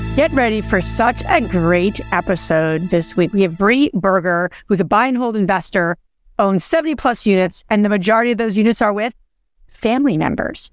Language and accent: English; New Jersey, United States; I'm from Jersey